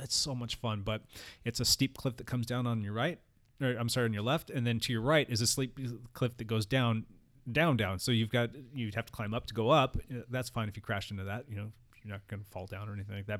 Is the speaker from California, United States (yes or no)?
yes; San Diego County, California, United States; also born or lived in Orange County, California; I grew up in San Diego County for the first twenty years